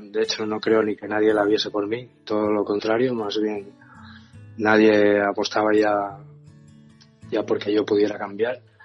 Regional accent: Asturias, Spain; moved away as an adult; Yo nací en Asturias y me vine para acá.

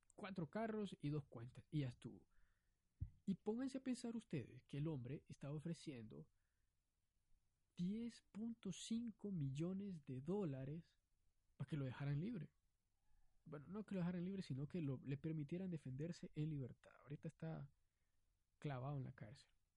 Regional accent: Honduras

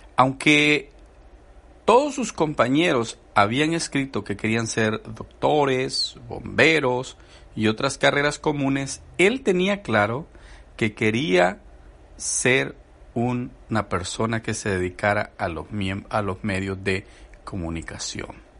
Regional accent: El Salvador; Yo soy salvadoreño y he platicado con mis amigos del Salvador

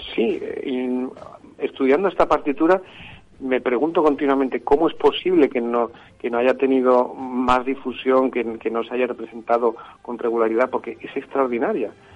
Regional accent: Madrid, Community of Madrid, Spain; siendo madrileño

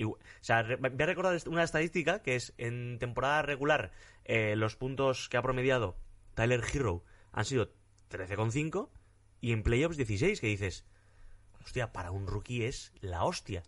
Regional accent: Basque Country, Spain; yo soy vasco

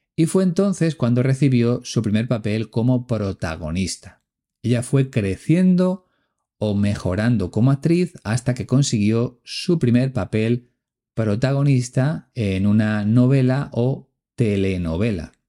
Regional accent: Spain; el apellido Alonso es muy común aquí en mi país

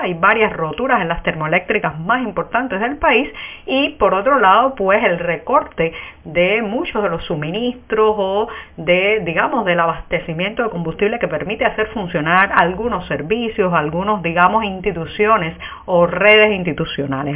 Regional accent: Cuba; somos los cubanos

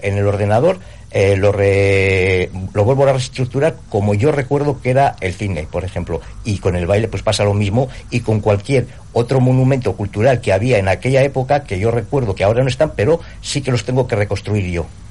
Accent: Ausejo, La Rioja, Spain; la gente de mi pueblo

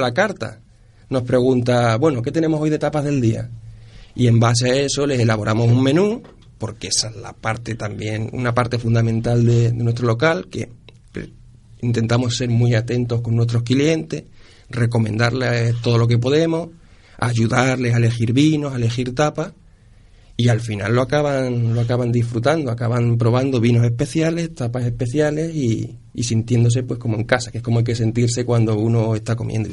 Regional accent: Ciudad Real, Castilla-La Mancha, Spain; moved away as an adult; also born or lived in Córdoba / Huesca / Cáceres; now in Seville, Spain; Yo soy manchego, yo soy de Ciudad Real

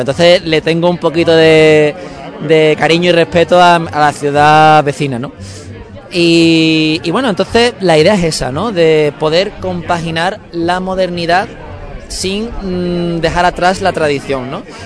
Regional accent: Seville, Andalusia, Spain; moved away as an adult; also born or lived in Málaga; yo por motivos laborales tuve que dejar mi tierra, eh, tuve que dejar Sevilla

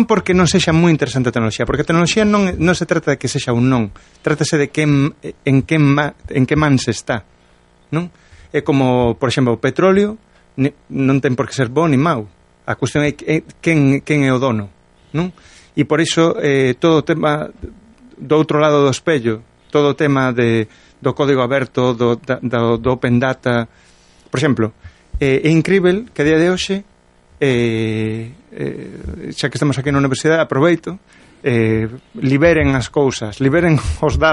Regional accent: Galicia, Spain; Eu escollo os dous, son galego.

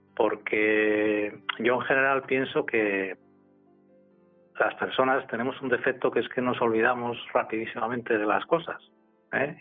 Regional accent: Gijón, Asturias, Spain; nací en Gijón y nací en el año 1957

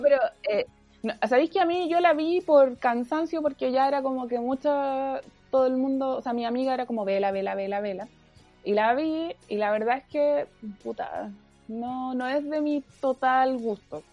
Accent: Iquique, Tarapacá, Chile; moved away; una iquiqueña, una clase media baja, huérfana, que se ganó una beca en la Chile

